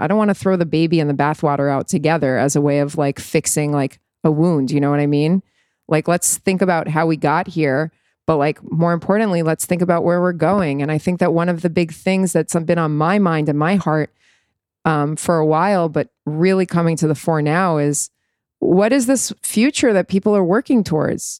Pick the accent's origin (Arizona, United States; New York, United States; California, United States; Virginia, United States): New York, United States; moved away as an adult; now in Tel Aviv, Israel; I'm a native New Yorker